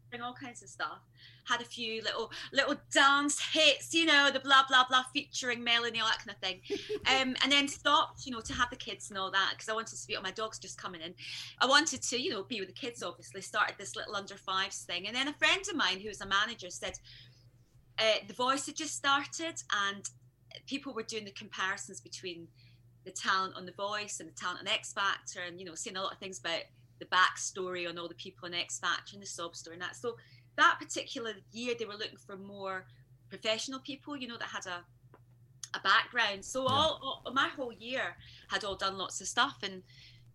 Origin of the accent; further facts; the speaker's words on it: Scotland, United Kingdom; I was Scottish.